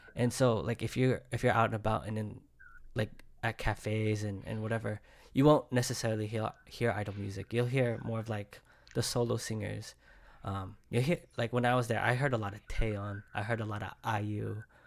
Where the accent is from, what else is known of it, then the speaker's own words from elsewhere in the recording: Bay Area, California, United States; I'm from the Bay Area, it sounds like a Bay Area sound